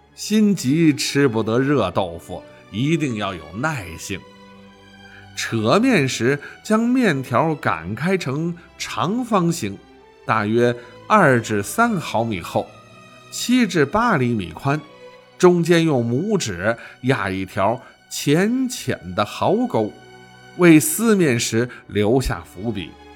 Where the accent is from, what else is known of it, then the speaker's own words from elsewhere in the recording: Shanxi, China; 我们山西人供奉的五财神